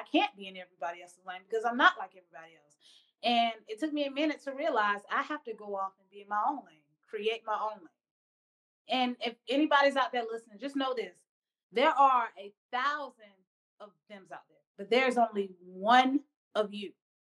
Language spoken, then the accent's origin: English; the South, United States; I'm from the South. And, of course, you know, the South has their ways.